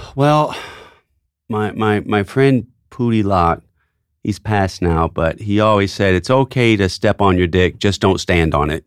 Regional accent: Tennessee, United States; moved away; my hometown newspaper

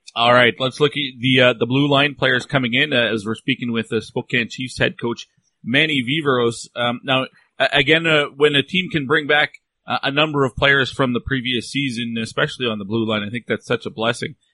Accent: Alberta, Canada; growing up in Alberta

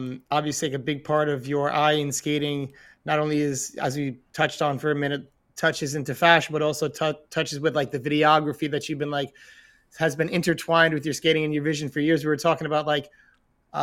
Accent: New York, United States; as a New Yorker

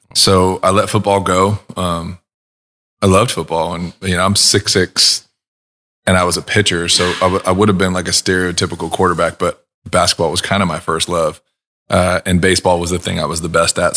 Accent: Huntington Beach, California, United States; moved away as an adult; also born or lived in Los Angeles, California; now in Nashville, United States; growing up in Southern California, I didn't move

